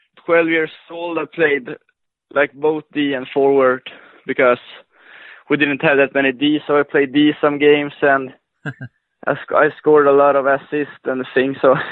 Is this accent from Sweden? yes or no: yes; Luleå, Norrbotten County, Sweden; I'm from the northern part of Sweden. a city called Lulea.